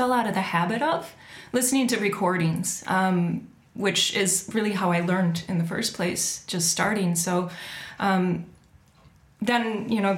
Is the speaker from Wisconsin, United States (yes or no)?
no; Michigan, United States; now in Inagh, Ireland; I'm from Michigan.